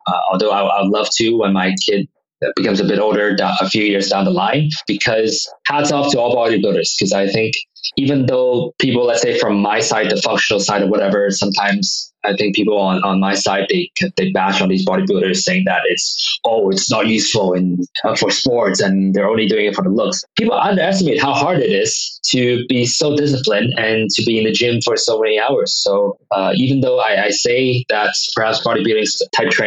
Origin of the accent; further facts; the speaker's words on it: Hong Kong; also born or lived in United States; I grew up in Hong Kong